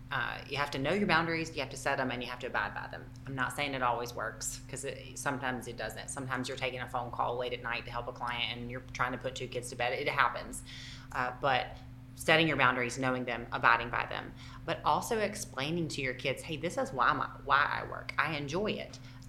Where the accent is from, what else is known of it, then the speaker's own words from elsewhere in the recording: Southern United States, United States; accent: Southern; if you can't understand my Southern accent.